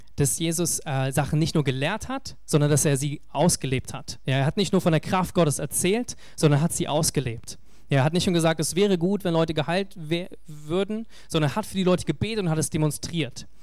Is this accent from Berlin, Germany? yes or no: yes; Berlin, Germany; als Berliner